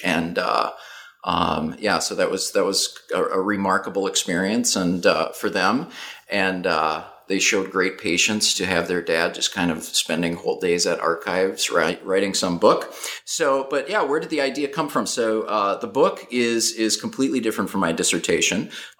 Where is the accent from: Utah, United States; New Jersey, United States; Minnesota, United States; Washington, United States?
Minnesota, United States; Duluth; accent: northern; So I am originally from Duluth, Minnesota, so if listeners detect a northern accent, that's the root of that.